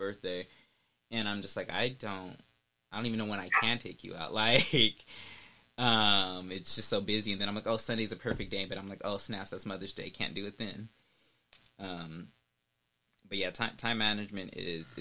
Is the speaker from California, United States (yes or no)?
yes; California, United States; I'm from California. I live right around LA.